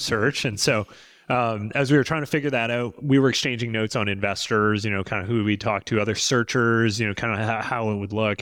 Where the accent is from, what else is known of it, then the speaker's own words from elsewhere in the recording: British Columbia, Canada; moved away as an adult; I'm a Canadian, so I was born and raised in, in British Columbia